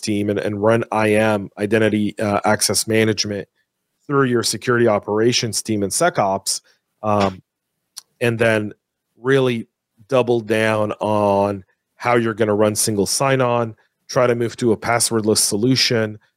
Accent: San Francisco, California, United States; it's my hometown, right? I was born in the Bay Area.

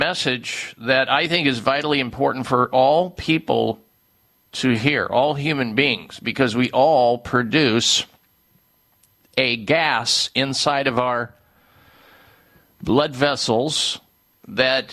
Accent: Midwest, United States; growing up in the Midwest

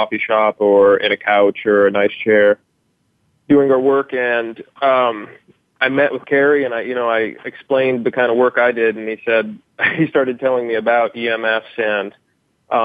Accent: Idaho, United States; moved away as an adult; now in San Diego, United States; I'm from Idaho, graduated University of Idaho, relocated to San Diego

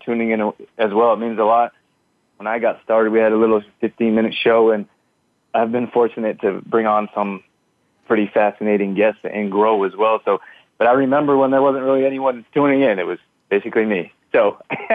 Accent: Canada; moved away as an adult; also born or lived in United States; I grew up here in Canada. Then when I was 18, I moved to the U.S.

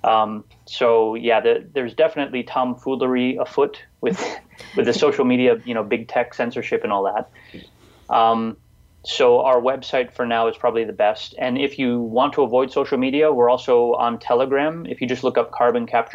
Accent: Detroit, Michigan, United States; I grew up, I was born in Detroit, in inner city Detroit

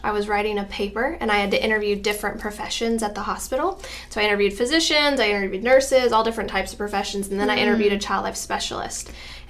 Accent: Arlington, Texas, United States; also born or lived in Austin, Texas / Chicago / Dallas / Florida; now in Houston, United States; I grew up in Arlington, Texas.

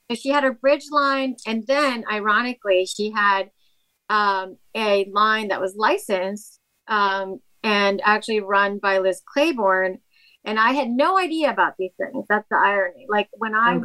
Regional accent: Ecuador; moved away; Ecuador, where I'm from, they had their dollarization. And so it was kind of like the Great Depression financially in my home country.

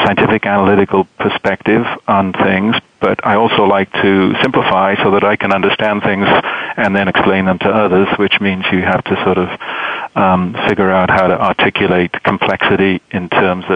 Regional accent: Wales, United Kingdom; moved away as an adult; also born or lived in London / Michigan, United States; now in United States; Well, I grew up in Wales, as you mentioned, sort of in an Irish Catholic background, went to London to study physics, and came to the States in my mid-20s

